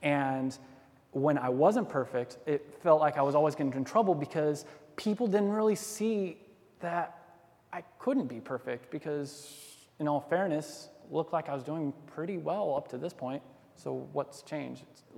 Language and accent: English; Denver, Colorado, United States; born there; also born or lived in Georgia / Alaska; Our dad was in the Air Force, so we bounced around all the time. I was born in Denver